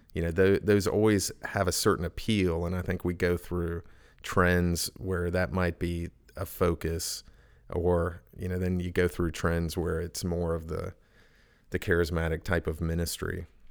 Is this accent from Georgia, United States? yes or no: no; Edmond, Oklahoma, United States; moved away as an adult; also born or lived in Charleston, South Carolina / James Island, South Carolina / Pittsburgh; now in Elizabeth City, United States; I grew up in Oklahoma. Edmond